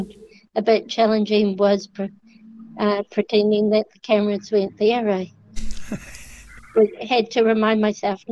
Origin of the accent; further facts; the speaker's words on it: Dunedin, Otago, New Zealand; I was born here in Dunedin